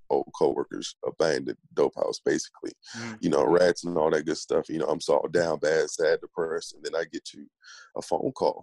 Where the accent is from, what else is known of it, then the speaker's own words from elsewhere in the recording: Peoria, Illinois, United States; now in Dallas, United States; Growing up in Peoria